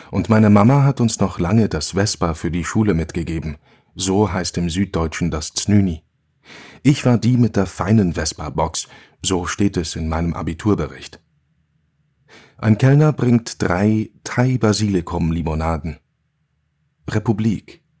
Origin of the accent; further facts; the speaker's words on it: Basel, Basel-Stadt, Switzerland; Hier hoch kamen wir mit dem Hund spazieren, als ich noch ein Kind war. Ich bin unten im Tal aufgewachsen, im Arbeiterquartier am Fuß vom Bruderholz.